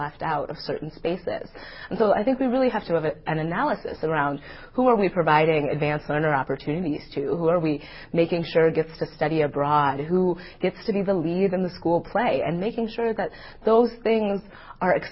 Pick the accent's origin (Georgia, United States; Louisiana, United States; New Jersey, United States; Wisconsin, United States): Wisconsin, United States; Madison; I grew up in Madison, Wisconsin, and I went to public school here from kindergarten to graduation